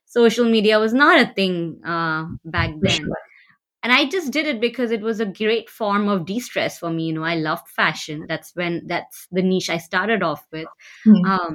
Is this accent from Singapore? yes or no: yes; Singapore; also born or lived in Patna, Bihar, India; now in Bay Area, United States; most of my life, I've lived in Singapore growing up